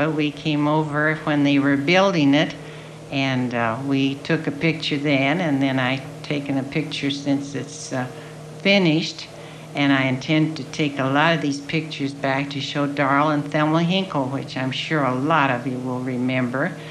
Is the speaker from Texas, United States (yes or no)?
no; Carbondale, Colorado, United States; also born or lived in Spokane, Washington; I was born in Washington, Spok- Spokane, Washington. And uh, then we moved back to Carbondale. And I went to school here.